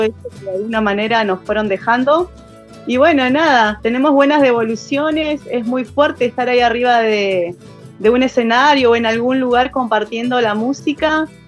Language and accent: Spanish; General Roca, Río Negro, Argentina; soy acá de Fishkum Menocó, eh, nacida y criada acá